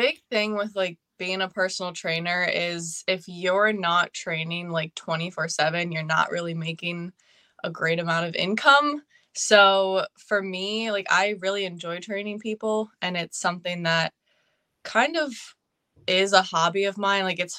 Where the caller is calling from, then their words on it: Pennsylvania, United States; I am from Pennsylvania.